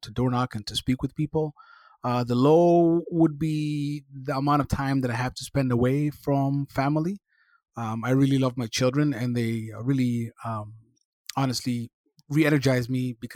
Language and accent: English; Somalia; also born or lived in Ontario; now in Canada; I was born in Somalia